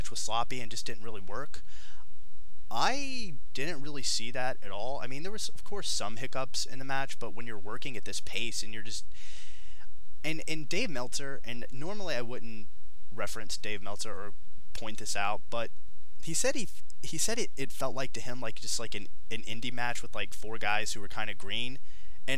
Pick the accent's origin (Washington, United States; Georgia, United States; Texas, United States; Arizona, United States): Georgia, United States; in the Peach State, my home state, just a city over from where I'm currently residing, in Porterdale, Georgia